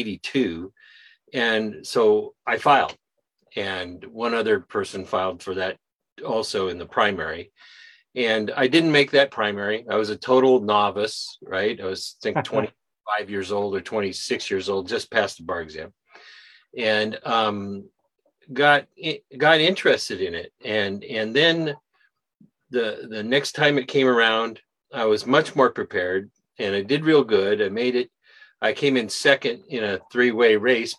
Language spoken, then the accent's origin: English; Anchorage, Alaska, United States; I was born in Anchorage